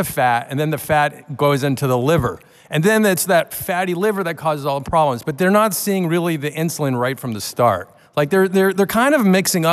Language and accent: English; Boston, Massachusetts, United States; I'm from Boston, Cambridge area